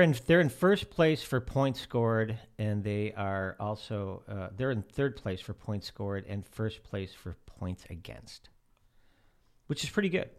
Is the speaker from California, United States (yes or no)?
no; outside of Chicago, Illinois, United States; moved away; I grew up outside of Chicago.